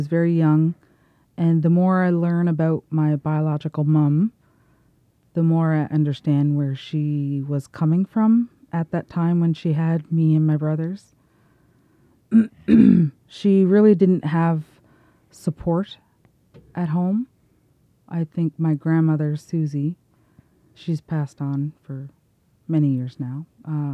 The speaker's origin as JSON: {"language": "English", "area": "Eel Ground First Nation", "region": "New Brunswick", "country": "Canada", "said": "I'm from Eel Ground First Nation"}